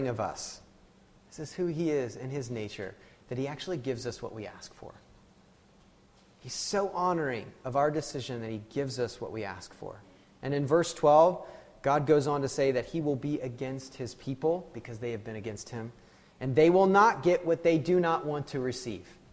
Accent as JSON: {"language": "English", "country": "United States", "said": "I'm an American, you know, I'm married an American."}